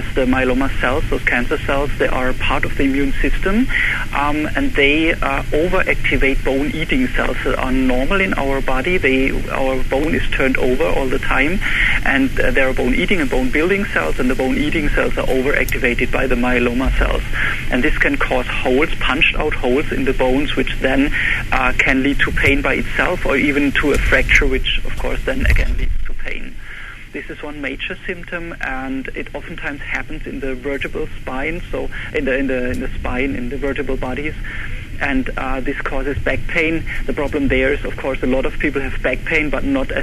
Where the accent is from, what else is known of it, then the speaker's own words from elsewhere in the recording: Germany; English is a second language; moved away as an adult; also born or lived in Heidelberg, Germany; now in Buffalo, United States; I'm actually originally from Germany, and I was trained in Heidelberg Medical School